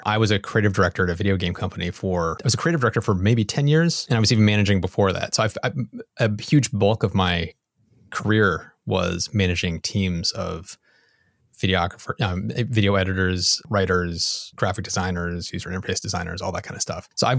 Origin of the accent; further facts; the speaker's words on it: United States; Sorry for the European listeners, but I'm an American and we don't know a metric.